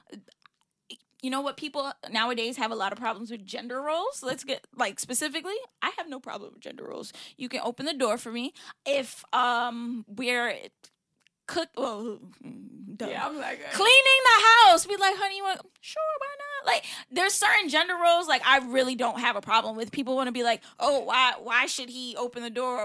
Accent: United States; I'm first generation born here, so you're not going to catch an accent on me

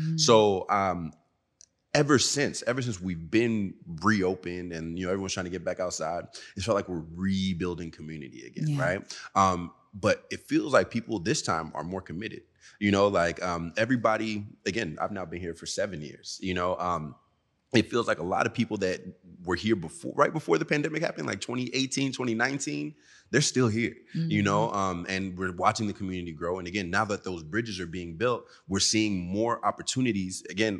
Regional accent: the South, United States; And I'm from the South, so I wanted to hear a little bit more trap, you know?

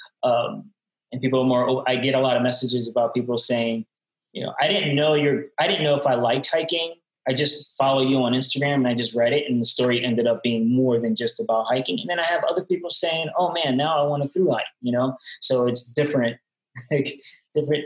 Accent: New York City, New York, United States; moved away as an adult; now in Asheville, United States; I'm from Brooklyn. I grew up in not a great environment

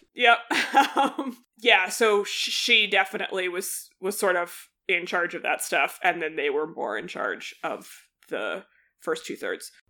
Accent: outside of Boston, Massachusetts, United States; I grew up outside of Boston

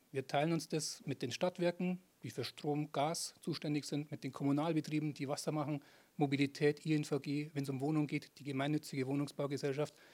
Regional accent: Ingolstadt, Bavaria, Germany; Und meine erste Assoziation zu Ingolstadt ist, ist meine Heimatstadt. Da komme ich her, da gehöre ich hin und da bin ich daheim.

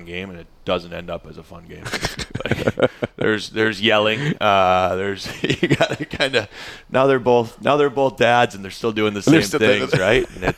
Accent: Minnesota, United States; I'm from Minnesota

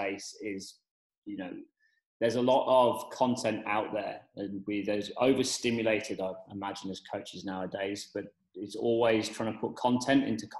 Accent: England, United Kingdom; moved away as an adult; also born or lived in Oxford; now in Perth, Australia; I'm the Englishman down under working in S&C

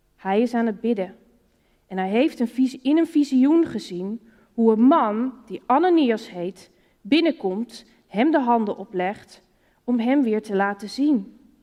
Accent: Netherlands; Als Nederlander is het hier met kerken om je heen waar je op bent gegroeid in de christelijke cultuur

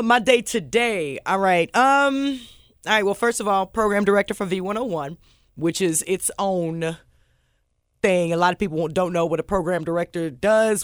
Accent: Omaha, Nebraska, United States; moved away as an adult; also born or lived in Chicago / Memphis; that's where I grew up and went to college

